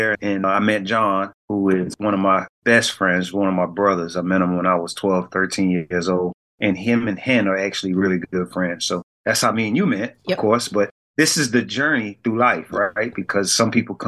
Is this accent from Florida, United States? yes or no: no; Savannah, Georgia, United States; we're from Savannah